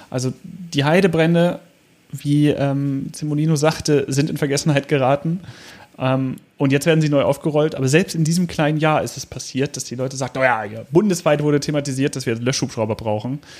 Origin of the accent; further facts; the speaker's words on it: Hanover, Lower Saxony, Germany; Oberbranddirektor A.D. Lange aus Hannover, also auch noch der Amtsleiter der Feuerwehr meiner Heimatstadt